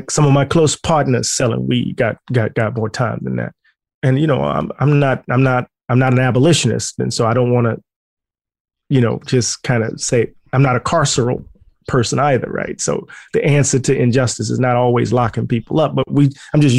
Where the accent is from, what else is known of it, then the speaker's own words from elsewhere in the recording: Mississippi, United States; I'm country boy from Mississippi.